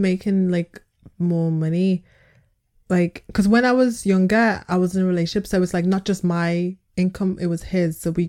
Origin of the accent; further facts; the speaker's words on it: Liverpool, North West England, United Kingdom; because I was from Liverpool though